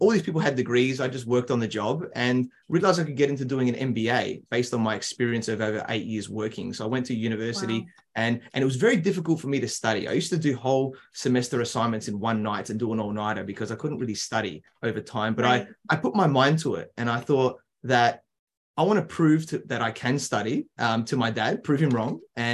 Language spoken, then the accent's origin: English; Adelaide, South Australia, Australia; I grew up in Adelaide, South Australia, so in Australia's smaller capital city